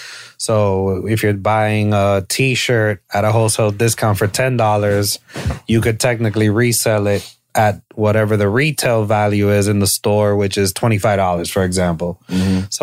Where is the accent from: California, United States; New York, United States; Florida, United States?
Florida, United States; Miami; the I'm from Miami, bro.